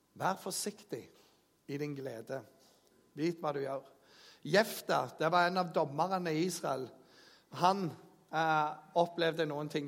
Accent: Jæren, Rogaland, Norway; jeg kommer fra Jæren

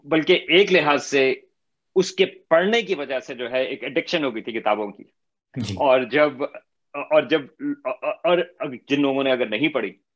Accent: Karachi, Sindh, Pakistan; میں بھی کراچی میں پلا بڑا

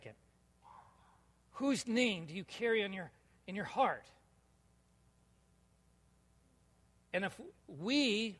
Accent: California, United States; now in Minnesota, United States; Yeah, only the other Californian guy here. I'm a Minnesotan, though. I'm not a Californian anymore.

